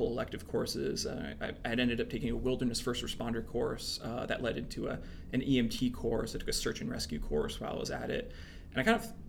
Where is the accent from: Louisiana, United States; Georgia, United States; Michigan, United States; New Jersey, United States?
New Jersey, United States; central; moved away as an adult; also born or lived in Vermont; I grew up in New Jersey, central New Jersey